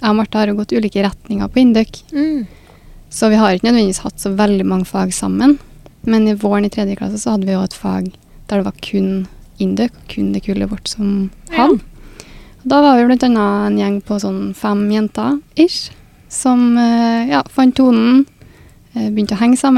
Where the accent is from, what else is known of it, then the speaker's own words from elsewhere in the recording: Orkdalen, Trøndelag, Norway; moved away as an adult; now in Trondheim, Norway; Jeg er fra Orkdalen.